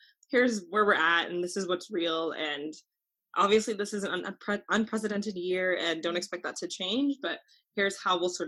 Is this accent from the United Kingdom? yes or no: no; Canada; being Canadian